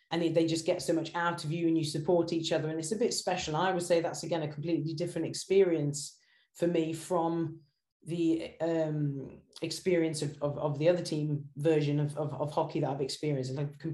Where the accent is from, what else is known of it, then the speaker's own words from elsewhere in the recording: Norwich, East of England, United Kingdom; also born or lived in Singapore / Japan / China / Fiji; So I was born in Singapore and then ended up living in Japan, China, Fiji, all kinds of crazy places. Wow. And then I came back to the UK for high school, and my parents had a house in Norwich in Norfolk.